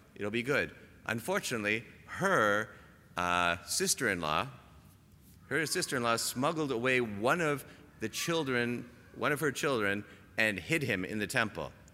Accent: Toronto, Ontario, Canada; moved away; I'm from Toronto

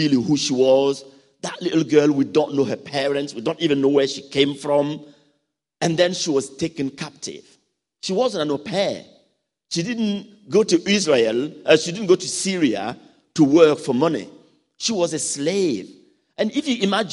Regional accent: Burkina Faso; from Burkina Faso.

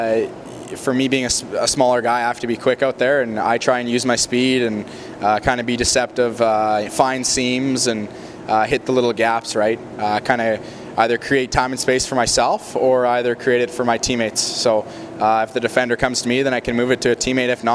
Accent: Kamloops, British Columbia, Canada; being in my hometown

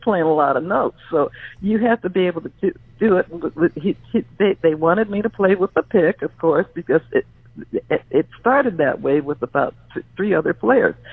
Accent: Wilmington, California, United States; also born or lived in Everett, Washington; now in San Diego, United States; I grew up in a housing project in, in Wilmington, California, right, right, right on the port area there, because my my dad brought us us down here from Everett, Washington, when when when uh, when Pearl Harbor struck

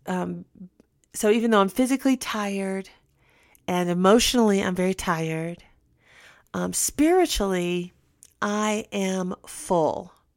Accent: United States

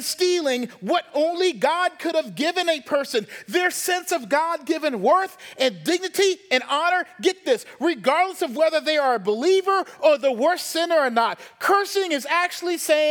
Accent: the South, United States; moved away; also born or lived in Baltimore; I'm from the South.

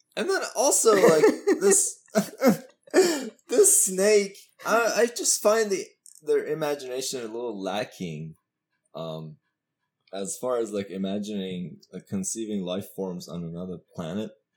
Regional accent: Iran; I'm from Iran.

